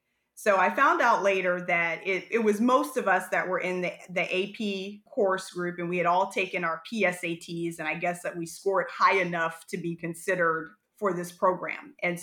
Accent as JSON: {"language": "English", "region": "Ohio", "country": "United States", "tie": "born or raised there", "said": "I am from Ohio originally, so a Buckeye born and raised."}